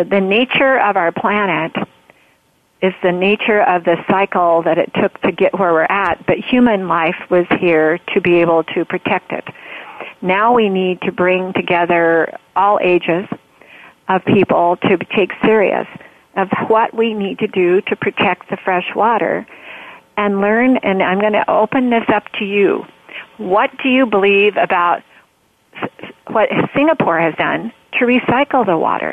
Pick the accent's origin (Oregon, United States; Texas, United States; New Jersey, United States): Oregon, United States; I grew up in Oregon